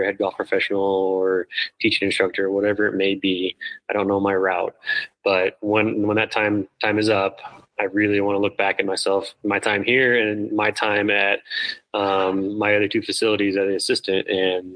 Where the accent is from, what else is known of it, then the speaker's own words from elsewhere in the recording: Midwest, United States; now in Colorado, United States; Growing up in the Midwest